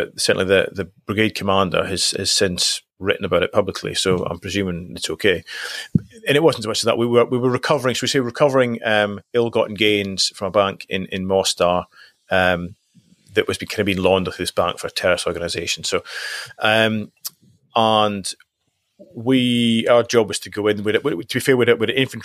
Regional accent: Highlands of Scotland, United Kingdom; also born or lived in Aberdeen; So I was brought up in the Highlands of Scotland. Initially I moved into Aberdeen for a couple of years before I left home.

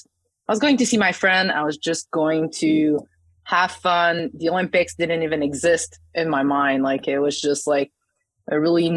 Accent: Saguenay, Quebec, Canada; the club opened in my hometown in La Baie Saguenay in Quebec.

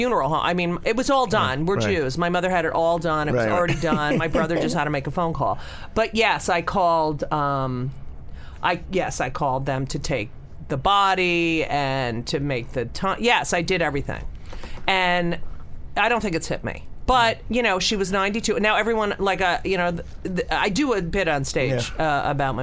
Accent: New Jersey, United States; I'm from New Jersey. I went to the beach in New Jersey

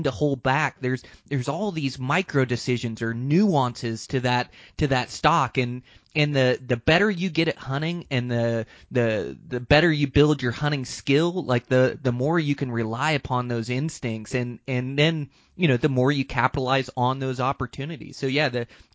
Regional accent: Montana, United States; my home state of Montana

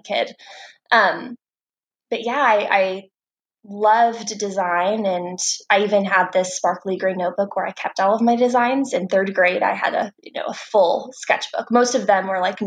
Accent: Joplin, Missouri, United States; moved away; also born or lived in Texas; I grew up, born and raised in Joplin, Missouri, super small town

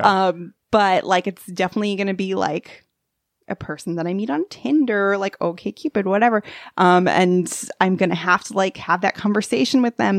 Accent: Long Island, New York, United States; I'm from Long Island

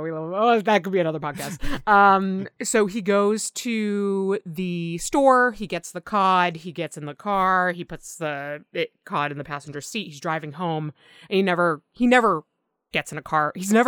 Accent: Massachusetts, United States; I grew up in Massachusetts, like the greater Boston.

